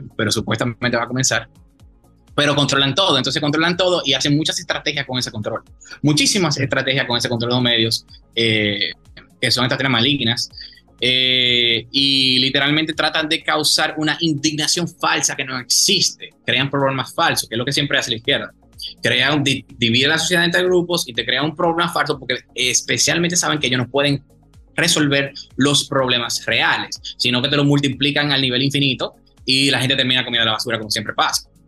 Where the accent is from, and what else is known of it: Dominican Republic